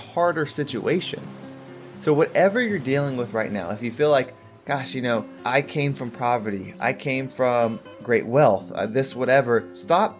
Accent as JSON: {"language": "English", "town": "San Diego", "region": "California", "country": "United States", "tie": "born or raised there", "said": "I was born in San Diego"}